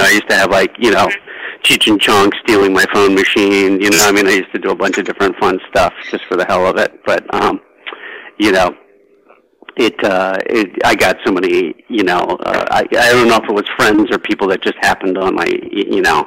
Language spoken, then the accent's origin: English; Baltimore, Maryland, United States; also born or lived in New York; now in California, United States; I'm from Baltimore originally